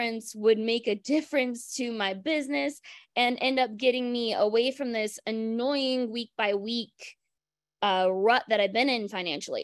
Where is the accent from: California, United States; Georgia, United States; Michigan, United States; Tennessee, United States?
Michigan, United States; I'm from Michigan